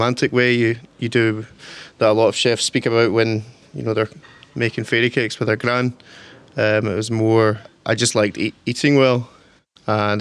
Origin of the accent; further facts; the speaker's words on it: Torrance, Scotland, United Kingdom; I'm from a wee village called Torrance. It's kind of countryside